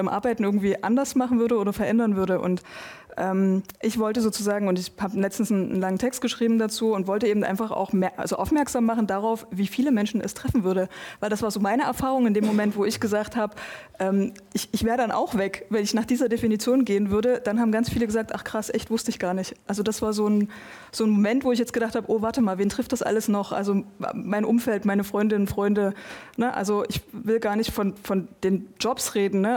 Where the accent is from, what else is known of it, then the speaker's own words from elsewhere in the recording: Eastern Saxony, Germany; ich bin in Sachsen, in Ostsachsen groß geworden.